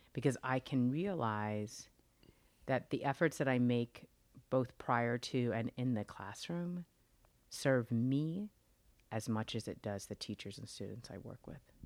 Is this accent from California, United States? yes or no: yes; Los Angeles, California, United States; I actually grew up in Los Angeles